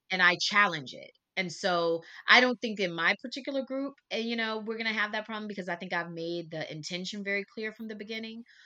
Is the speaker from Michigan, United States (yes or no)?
no; Texas, United States; now in Mexico; I'm also a Texan